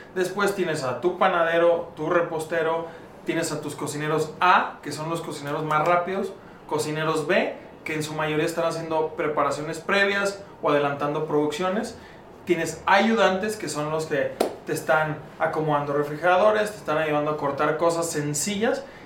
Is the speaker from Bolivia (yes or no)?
no; León, Guanajuato, Mexico; moved away; also born or lived in Monterrey; yo soy originario de León, Guanajuato